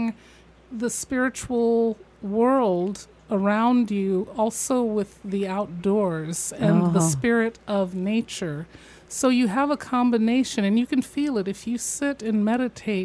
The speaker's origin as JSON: {"language": "English", "region": "Midwest", "country": "United States", "tie": "born or raised there", "said": "I grew up in the Midwest in a Victorian home"}